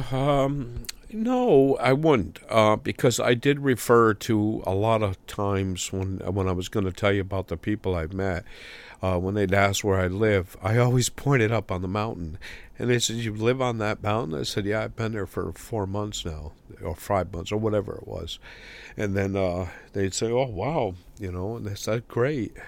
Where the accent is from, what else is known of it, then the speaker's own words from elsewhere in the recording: the Adirondacks, New York, United States; now in Rutland, United States; I'm from the Adirondacks, and being from the mountains, uh, I camped and hiked as a young boy all the time.